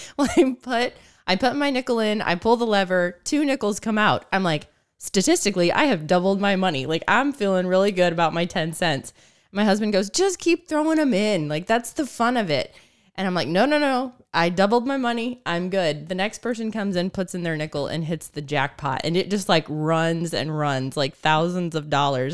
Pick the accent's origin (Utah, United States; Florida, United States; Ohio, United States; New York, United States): Ohio, United States; Northeast; now in Missouri, United States; I grew up in Northeast Ohio